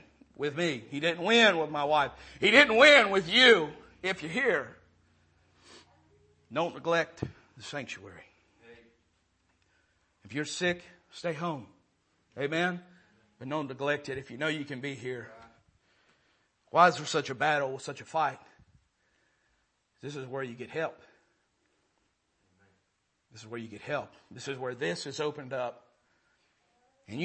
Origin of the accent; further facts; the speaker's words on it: Maryland, United States; moved away; I'm from Maryland.